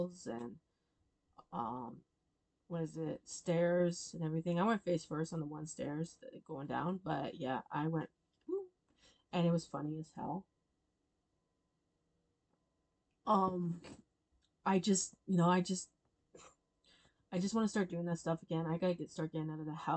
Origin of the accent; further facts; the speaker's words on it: Stratford, Ontario, Canada; I grew up there. I was born and raised in Stratford, Ontario